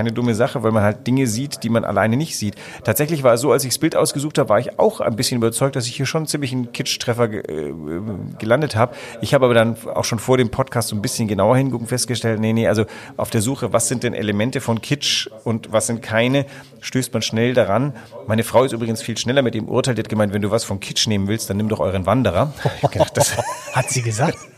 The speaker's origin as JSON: {"language": "German", "region": "Southern Germany", "country": "Germany", "tie": "born there", "said": "Ich bin zwar in Süddeutschland geboren, aber mich kannst du ja überall hinsetzen und ich versuche mich zu assimilieren."}